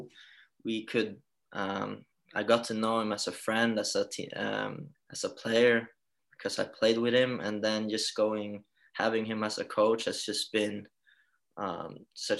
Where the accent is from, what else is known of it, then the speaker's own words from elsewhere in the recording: Halmstad, Halland County, Sweden; moved away as an adult; now in Rockville Centre, United States; I was born and raised in Halmstad, moved away when I was 19 overseas